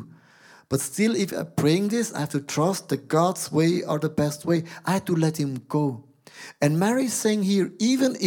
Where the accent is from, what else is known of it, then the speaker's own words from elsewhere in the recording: Switzerland; I'm a Swiss guy